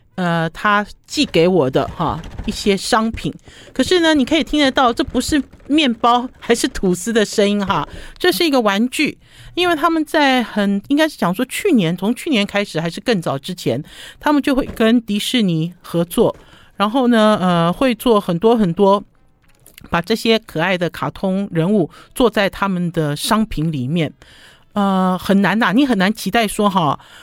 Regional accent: Taipei, Taiwan; 我是台北人

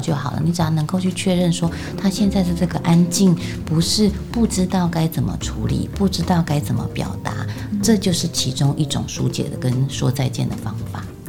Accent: central Taiwan, Taiwan; 我自己是在中部长大的哈，因为就是比较乡下的关系

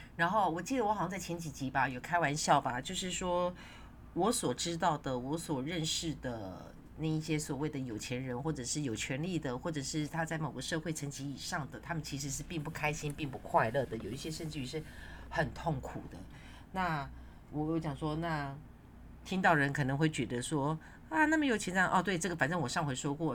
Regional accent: Yonghe, New Taipei, Taiwan; 就是那一大块的那个公园，我小时候住在那边，那是因为要盖公园，不得已我才搬家的，因为我们家的房子呢被拆掉了

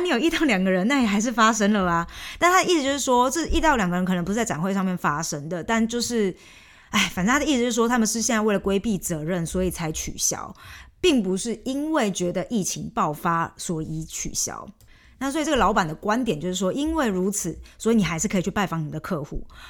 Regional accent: Taiwan; accent: Taiwanese-accented Mandarin; moved away as an adult; also born or lived in Scotland; now in Germany; 我的那个台湾腔的中文经常也被我一些， 就是中国的朋友们说

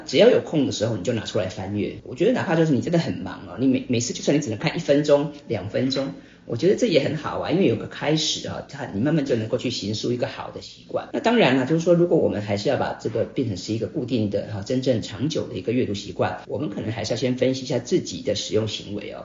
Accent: Taipei, Taiwan; also born or lived in Hsinchu; 我是新竹人， 那从， 很小就搬到台北

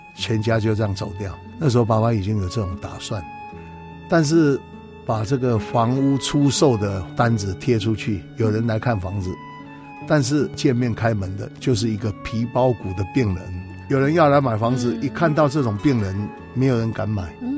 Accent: Taiwan; 我们台湾的庙宇却非常地多

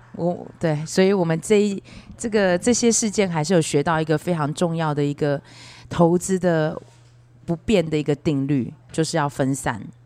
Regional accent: Beigang, Yunlin County, Taiwan; moved away; 台湾的北港是我的老家

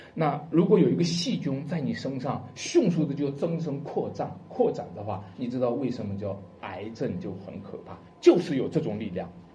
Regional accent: China; 我们中国人

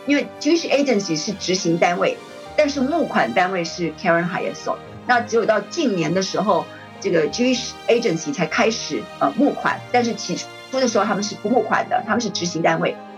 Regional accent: Taiwan; 我们这个比较封闭的中华民国台湾

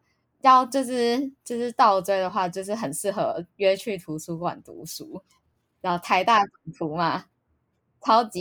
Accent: Hsinchu, Taiwan; 没有没有没有，我是新竹人，还是吃美而美。

